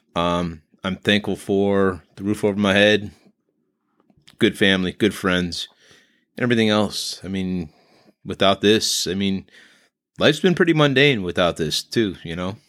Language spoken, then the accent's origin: English; Northern Ohio, United States; we are from Northern Ohio